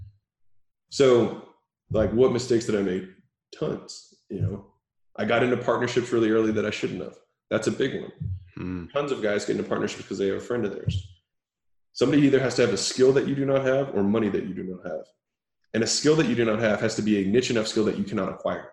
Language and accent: English; Baltimore, Maryland, United States; moved away as an adult; also born or lived in Huntington Beach, California; I was from Baltimore, Maryland